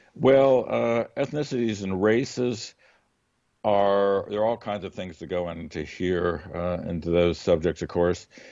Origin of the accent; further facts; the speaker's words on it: United States; we are, like, totally American about it